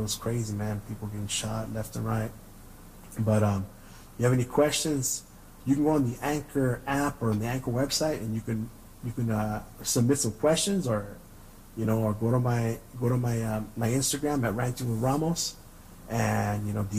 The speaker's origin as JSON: {"language": "English", "town": "San Gabriel", "region": "California", "country": "United States", "tie": "born or raised there", "said": "A little glimpse inside, you know, growing up in San Gabriel in the 80s and 90s."}